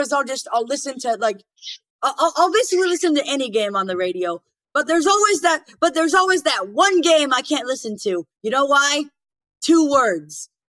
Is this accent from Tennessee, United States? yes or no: no; Atlanta, Georgia, United States; I'm from Atlanta.